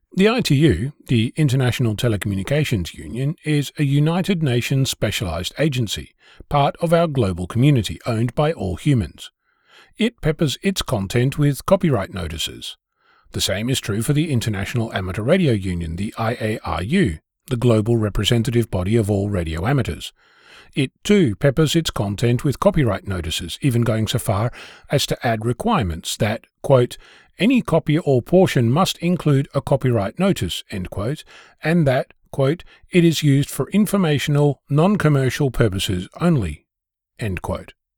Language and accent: English; Australia; As an Australian